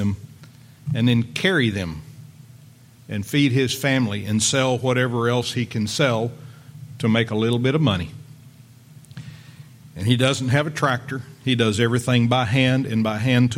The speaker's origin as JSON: {"language": "English", "town": "Lubbock", "region": "Texas", "country": "United States", "tie": "born or raised there", "said": "I grew up in West Texas out there in Lubbock"}